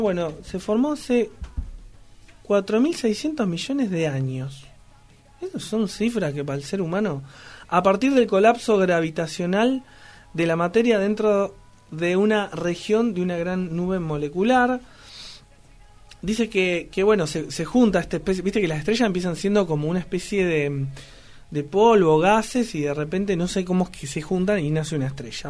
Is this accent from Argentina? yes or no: yes; Argentina; Somos grosos, los argentinos